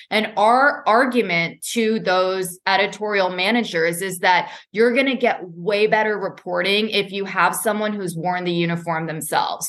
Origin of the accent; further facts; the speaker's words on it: Boston, Massachusetts, United States; moved away; I was born and raised in Boston